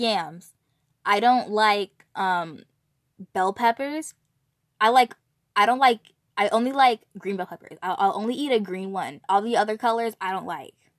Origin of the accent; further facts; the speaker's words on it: California, United States; I'm from California